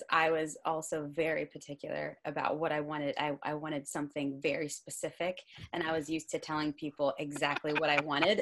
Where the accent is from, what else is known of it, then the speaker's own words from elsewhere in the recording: Florida, United States; now in New Jersey, United States; I am from Florida